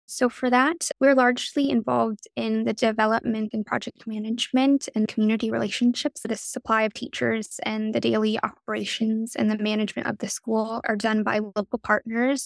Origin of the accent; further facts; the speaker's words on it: United States; also born or lived in China; I definitely had more opportunities being able to grow up in the U S